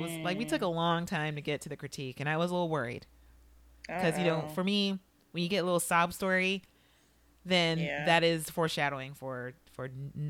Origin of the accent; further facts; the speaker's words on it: Chicago, Illinois, United States; This relates to my background somehow, growing up in Chicago.